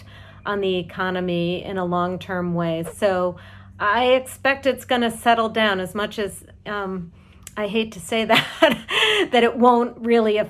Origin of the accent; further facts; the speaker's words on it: Boston, Massachusetts, United States; As a Bostonian